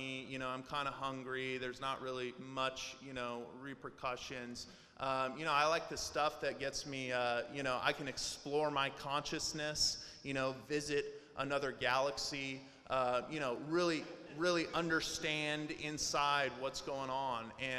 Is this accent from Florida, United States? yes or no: no; Portland, Oregon, United States; also born or lived in Las Vegas, Nevada; I grew up in Portland. Even though I'm from Las Vegas, I grew up in Portland